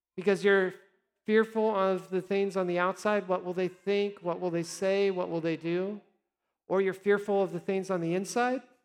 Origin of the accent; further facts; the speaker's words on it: Nebraska, United States; also born or lived in South Dakota; now in Texas, United States; I always say I'm from Nebraska, but I did live a short time in South Dakota.